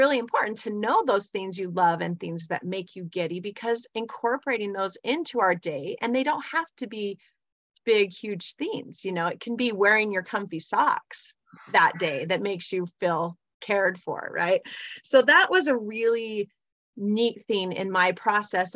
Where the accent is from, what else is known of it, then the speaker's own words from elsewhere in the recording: Provo, Utah, United States; also born or lived in North Salt Lake, Utah; I live in North Salt Lake, Utah. I grew up in Provo, Utah.